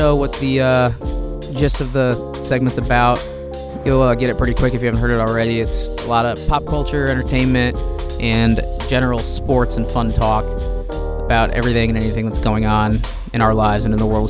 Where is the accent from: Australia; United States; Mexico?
United States; Champaign, Illinois; moved away; I grew up in Champaign, Illinois